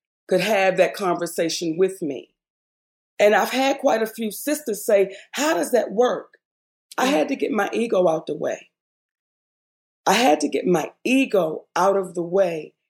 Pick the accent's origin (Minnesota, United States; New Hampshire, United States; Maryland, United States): Maryland, United States; Baltimore; moved away as an adult; I was this girl from Baltimore